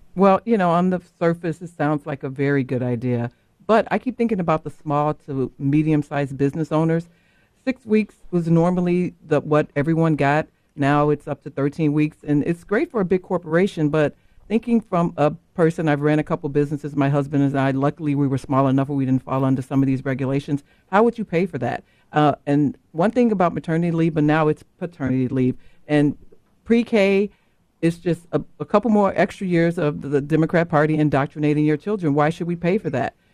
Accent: Chicago, Illinois, United States; I was born and raised in Chicago.

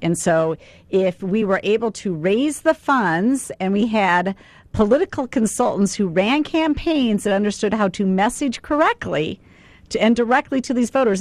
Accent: South Dakota, United States; I've been a Republican since I was a teenage Republican growing up in South Dakota

